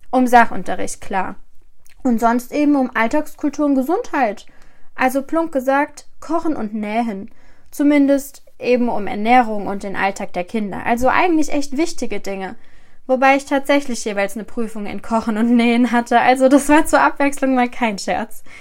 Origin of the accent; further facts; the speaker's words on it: Rhineland-Palatinate, Germany; Zuerst einmal, ich komme aus Rheinland-Pfalz. Allerdings hat es mich für mein Studium auf die andere Seite des Rheinufers verschlagen, Baden-Württemberg. Hier bin ich in der Ostalb gelandet und als ob das für mich als Pfälzer Mädchen nicht schon schlimm genug wäre